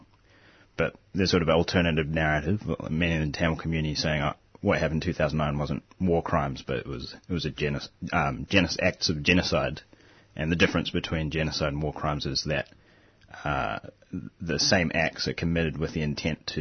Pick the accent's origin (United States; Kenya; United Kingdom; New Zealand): New Zealand; now in Australia; I'm originally from New Zealand